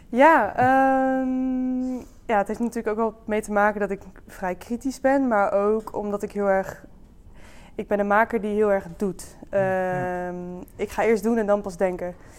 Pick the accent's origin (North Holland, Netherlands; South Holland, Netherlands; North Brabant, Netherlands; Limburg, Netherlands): North Brabant, Netherlands; Dongen; born or raised there; now in Breda, Netherlands